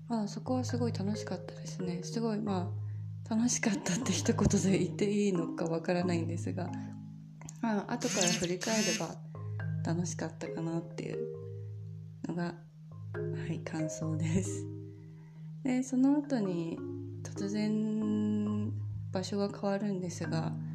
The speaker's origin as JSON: {"language": "Japanese", "region": "Tokyo", "country": "Japan", "tie": "born or raised there", "moved": "as an adult", "lives_now": "Vilnius, Lithuania", "said": "私は東京生まれ東京育ちの女性アラサー女性"}